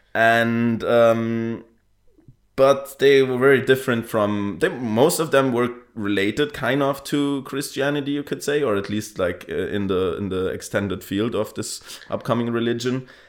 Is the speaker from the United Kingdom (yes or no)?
no; Bavaria, Germany; now in Berlin, Germany; I'm Bavarian, living in Berlin also.